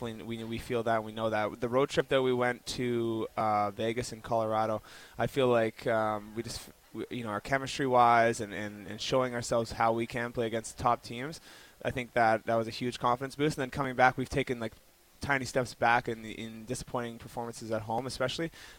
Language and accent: English; Toronto, Ontario, Canada; now in Vancouver, Canada; I grew up in Toronto